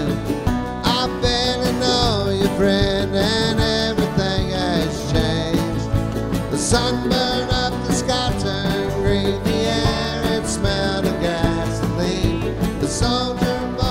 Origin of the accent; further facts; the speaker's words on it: Houston, Texas, United States; also born or lived in Austin, Texas; I grew up in Houston, Texas, and I went to Texas A&M University